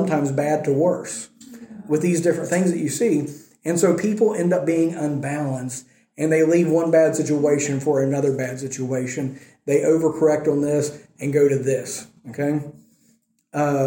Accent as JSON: {"language": "English", "country": "United States", "moved": "yes", "said": "being an American"}